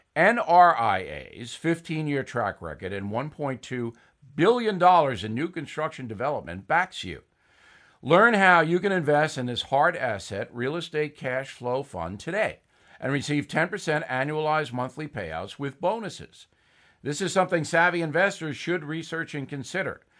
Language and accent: English; United States; as an American